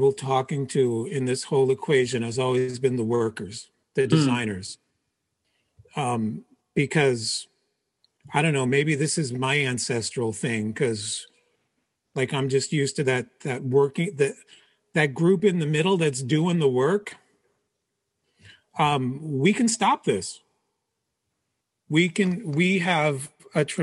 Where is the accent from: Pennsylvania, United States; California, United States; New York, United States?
Pennsylvania, United States; Philadelphia; also born or lived in Portugal; My parents moved to the U.S. when I was three. They moved to Philadelphia